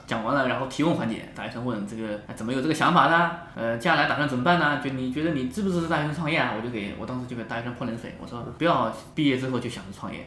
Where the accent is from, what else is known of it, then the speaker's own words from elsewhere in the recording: Huai'an, Jiangsu, China; moved away; 包括我们老家淮安开了一个